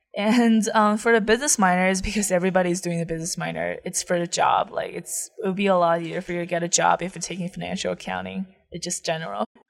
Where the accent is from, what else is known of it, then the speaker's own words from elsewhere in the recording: Taiyuan, Shanxi, China; English is a second language; moved away as an adult; also born or lived in Ithaca, United States; now in United States; I'm from Taiyuan, Shanxi